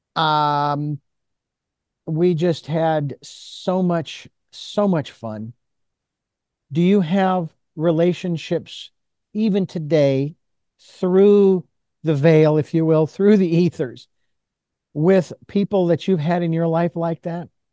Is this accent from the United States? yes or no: yes; Phoenix, Arizona, United States; growing up in the Southwest in Phoenix, Arizona